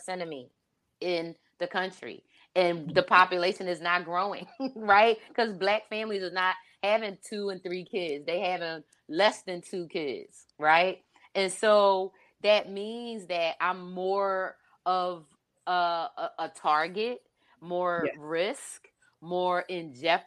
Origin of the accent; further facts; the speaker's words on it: Philadelphia, Pennsylvania, United States; my hometown of Philly